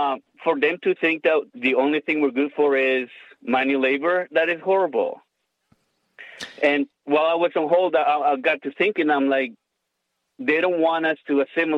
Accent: Honduras; moved away as an adult; now in Orlando, United States; I am from Honduras. I was born and raised in Honduras. I came to the U.S. as an adult. This year is going to be 20 years since I moved here.

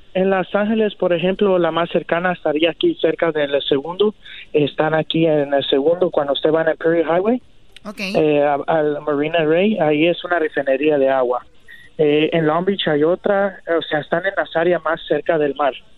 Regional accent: Guatemala; mis padres somos de Guatemala

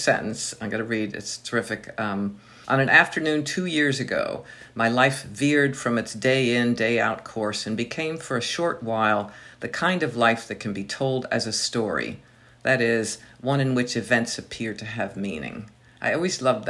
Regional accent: Delaware, United States; moved away; I grew up in Delaware

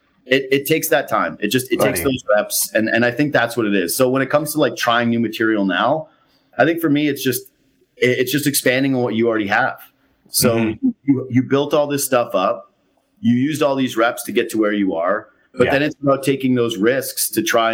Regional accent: Western Canada, Canada; moved away; I'm from out west

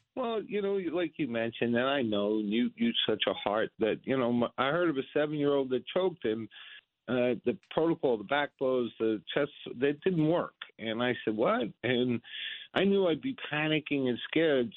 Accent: United States; I'm an American

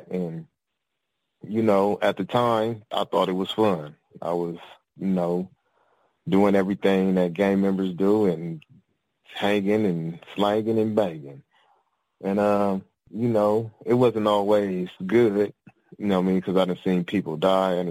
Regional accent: Compton, California, United States; I'm from Compton, California.

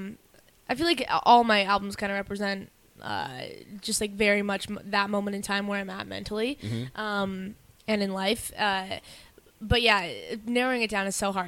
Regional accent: Canada; I'm from Canada

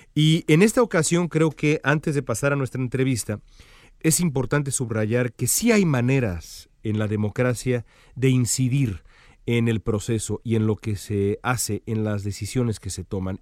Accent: Mexico; no porque sea yo mexicano

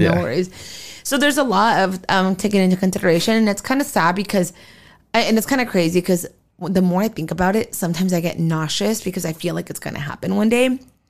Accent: Arizona, United States; born there; So I was born in Arizona.

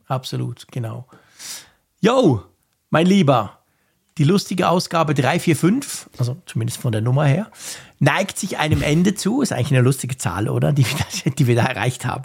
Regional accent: Switzerland; bei uns in der Schweiz

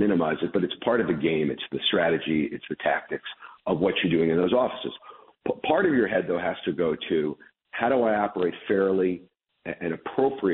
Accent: Chicago, Illinois, United States; also born or lived in Brooklyn, New York; I was born in Brooklyn when I was a kid, in 1968, my parents moved me to Chicago

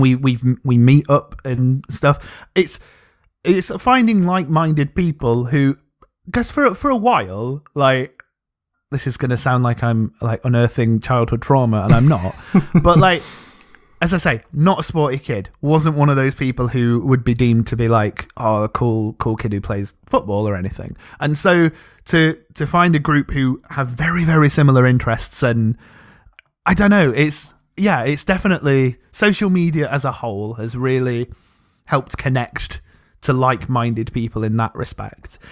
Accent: Rotherham, Yorkshire and the Humber, United Kingdom; I am from the glorious People's Republic of South Yorkshire, just outside of Rotherham

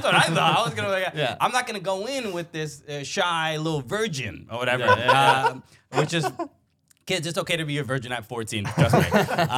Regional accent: New York City, New York, United States; You know, I grew up in Brooklyn, a Dominican kid, immigrant family.

